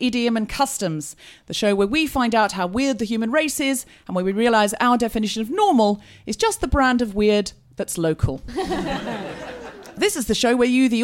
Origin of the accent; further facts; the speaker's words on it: Australia; also born or lived in United Kingdom; I'm dual citizenship. I'm Australian and British.